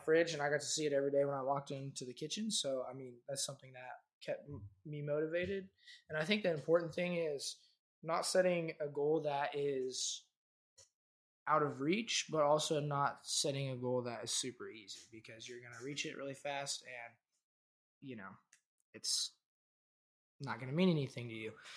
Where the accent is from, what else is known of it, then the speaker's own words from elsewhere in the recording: Wellington, Kansas, United States; my hometown, Wellington, Kansas.